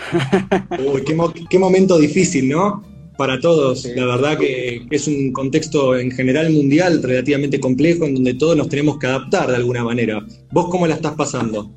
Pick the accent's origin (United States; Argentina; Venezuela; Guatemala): Argentina; nuestro país